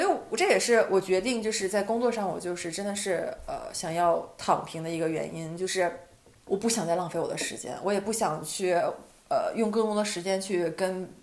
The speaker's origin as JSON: {"language": "Chinese", "region": "Northeast China", "country": "China", "tie": "born or raised there", "moved": "as an adult", "lives_now": "Netherlands", "said": "我意识到东北还是我的精神家园"}